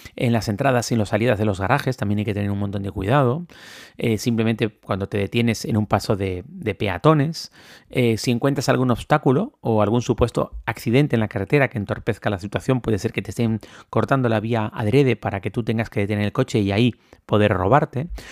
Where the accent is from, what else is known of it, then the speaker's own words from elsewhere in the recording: Canary Islands, Spain; cuando yo ejercía como periodista político y hacía entrevistas políticas aquí en una televisión de mi tierra